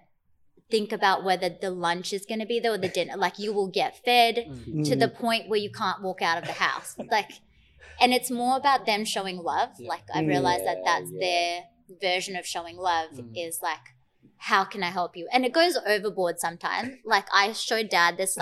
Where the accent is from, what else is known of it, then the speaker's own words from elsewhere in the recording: Fiji; now in Australia; my sister and I grew up in Fiji